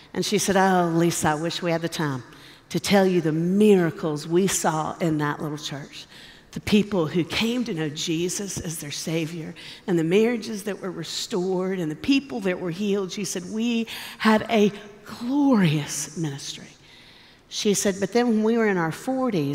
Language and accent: English; Nashville, Tennessee, United States; Nashville. That's where I'm from